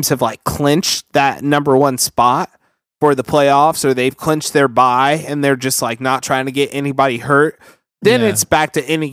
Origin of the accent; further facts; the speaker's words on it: Vallejo, California, United States; I'm from Vallejo.